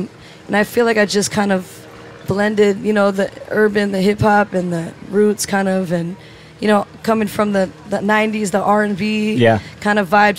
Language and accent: English; Hawaii, United States; moved away as an adult; now in California, United States; Yeah, I grew up in Hawaii.